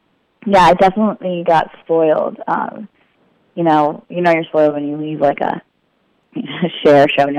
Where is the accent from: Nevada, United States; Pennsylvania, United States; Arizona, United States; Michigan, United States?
Nevada, United States; Las Vegas; But I grew up in Las Vegas